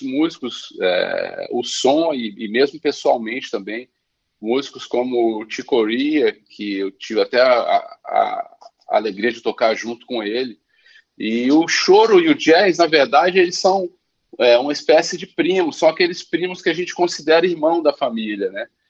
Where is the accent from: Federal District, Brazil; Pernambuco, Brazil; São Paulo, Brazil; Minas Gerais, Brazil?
Federal District, Brazil; Brasília; moved away as an adult; also born or lived in Paris; now in Rio de Janeiro, Brazil; eu nasci no Rio, mas com 11 meses fui para Brasília